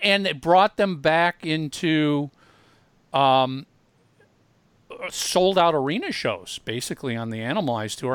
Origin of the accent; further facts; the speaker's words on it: Minneapolis, Minnesota, United States; Tommy and I grew up in in Minneapolis